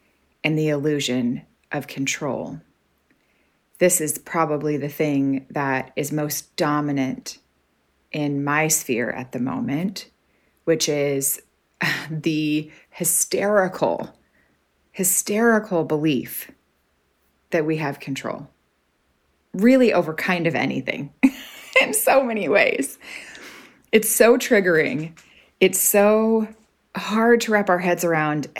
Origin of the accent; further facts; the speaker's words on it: Arkansas, United States; moved away as an adult; now in Canada; I'm from Arkansas. I'm scrappy. I grew up having to figure things out in the woods and things like that.